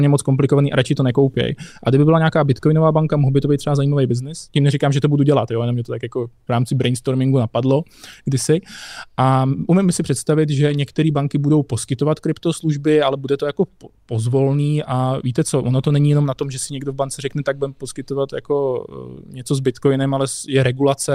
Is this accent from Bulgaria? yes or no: no; Nové Město nad Metují, East Bohemia, Hradec Králové Region, Czechia; já pocházím z Nového města nad je ve východních Čechách